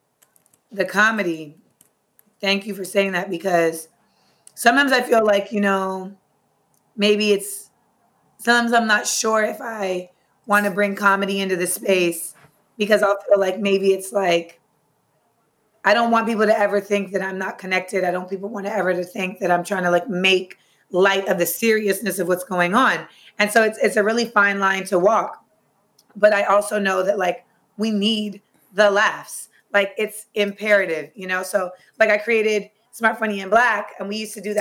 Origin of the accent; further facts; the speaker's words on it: Orlando, Florida, United States; moved away; also born or lived in Purchase, New York; I grew up in Orlando, Florida, the only child to a single mother of Grenadian birth